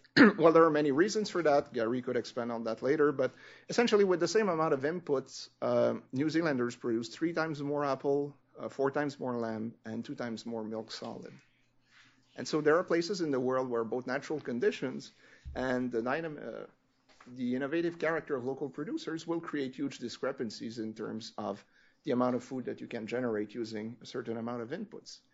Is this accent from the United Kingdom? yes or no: no; Canada; I'm French Canadian